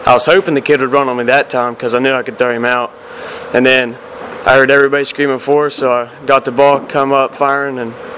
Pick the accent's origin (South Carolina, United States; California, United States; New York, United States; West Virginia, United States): West Virginia, United States; Jackson County; We're just boys from Jackson County that like to play baseball.